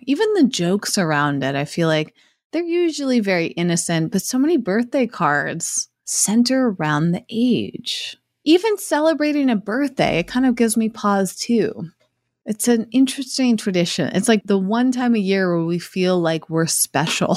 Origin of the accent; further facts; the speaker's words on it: Massachusetts, United States; where I grew up in Massachusetts